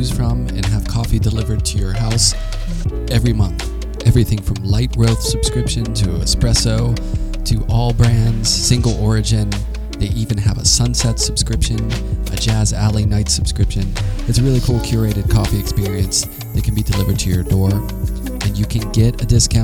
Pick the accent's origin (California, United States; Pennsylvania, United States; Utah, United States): Pennsylvania, United States; Pittsburgh; I'm from Pittsburgh, which is gray